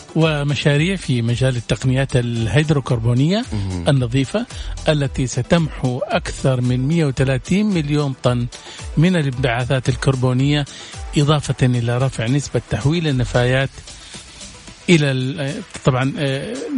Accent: Saudi Arabia; عندنا في السعوديه

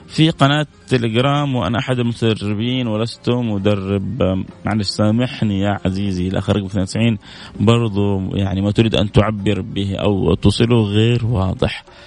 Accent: Saudi Arabia; عندنا في السعودية

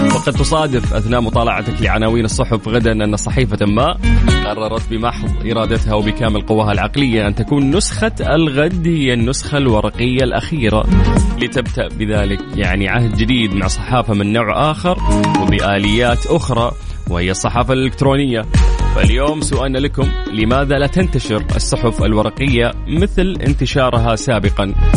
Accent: Saudi Arabia; عندنا في المملكة العربية السعودية

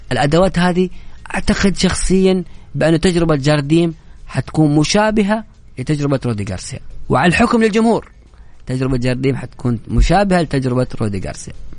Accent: Saudi Arabia; نحن كسعوديين

